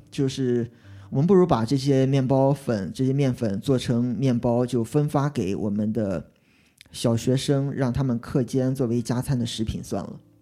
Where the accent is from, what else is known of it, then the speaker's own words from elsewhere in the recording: Qingdao, Shandong, China; 我是青岛人，我中国青岛出生，因为青岛冲击量在中国算个三线城市